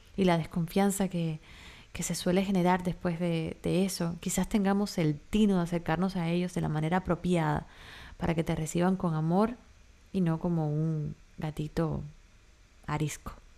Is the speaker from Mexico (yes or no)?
no; Cuba; now in Miami, United States; mi país, en Cuba